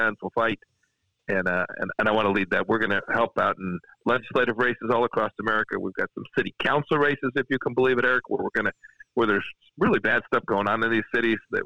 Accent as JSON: {"language": "English", "region": "South Central Kansas", "country": "United States", "said": "I come from South Central Kansas"}